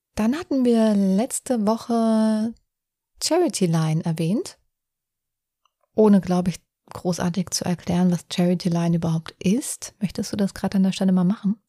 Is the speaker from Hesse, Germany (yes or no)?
yes; Offenbach am Main, Hesse, Germany; ich aus Offenbach komme